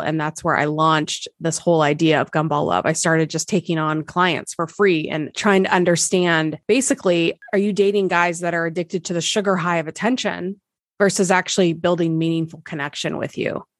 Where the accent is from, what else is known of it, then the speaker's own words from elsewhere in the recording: Nebraska, United States; moved away; I'm from Nebraska originally